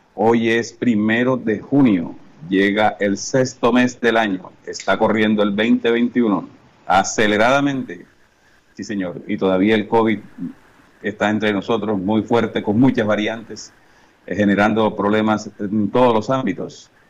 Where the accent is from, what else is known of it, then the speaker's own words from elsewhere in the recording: Colombia; como colombianos, como país